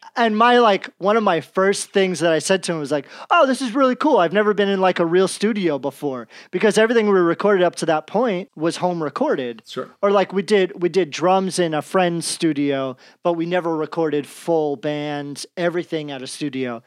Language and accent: English; New Jersey, United States; I'm from Jersey